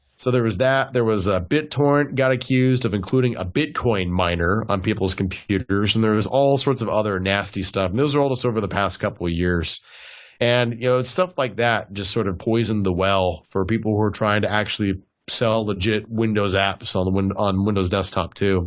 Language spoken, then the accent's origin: English; Southern California, United States; also born or lived in Tennessee; I'm from Southern California originally